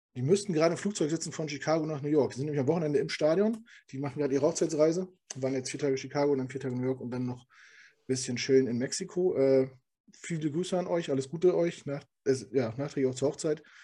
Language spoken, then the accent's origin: German; Hamburg, Germany; now in Düsseldorf, Germany; Weil ich komme ja auch aus Hamburg